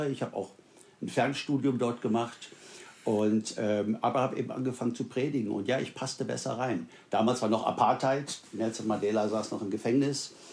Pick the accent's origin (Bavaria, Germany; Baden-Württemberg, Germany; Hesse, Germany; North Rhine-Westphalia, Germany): North Rhine-Westphalia, Germany; Wuppertal; also born or lived in South Africa; In meiner Heimatstadt ähm, in Wuppertal